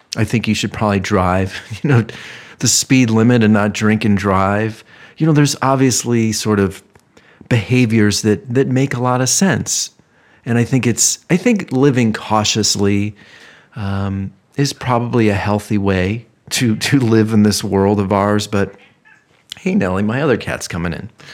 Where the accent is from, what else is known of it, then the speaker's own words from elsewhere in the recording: Ohio, United States; moved away; growing up in Ohio